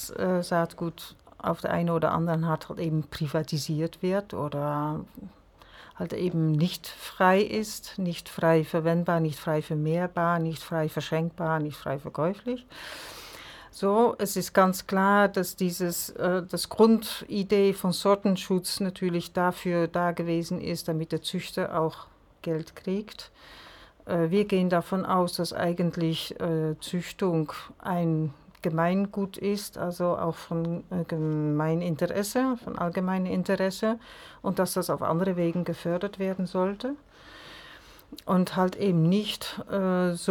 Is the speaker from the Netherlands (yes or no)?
yes; Netherlands; now in Germany; seit über 20 Jahren hier in Mecklenburg sind allerdings, äh, also Isabelle ist Französin und ich bin Niederländerin.